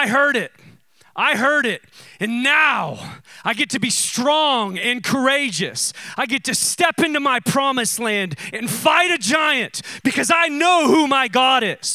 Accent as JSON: {"language": "English", "country": "United States", "said": "I'm an American"}